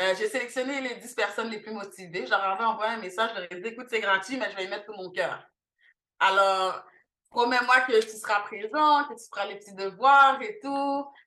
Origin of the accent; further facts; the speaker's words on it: Montreal, Quebec, Canada; also born or lived in Haiti; je suis née ici à Montréal, donc de 0 à 9 ans, donc de 92 à 2001.